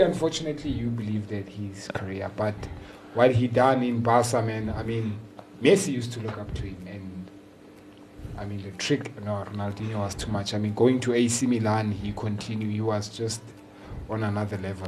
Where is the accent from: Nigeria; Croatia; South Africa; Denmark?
South Africa; I'm a South African